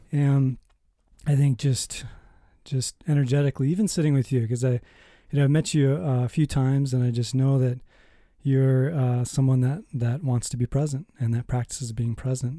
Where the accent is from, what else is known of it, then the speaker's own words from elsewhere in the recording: Minnesota, United States; I was born in Minnesota.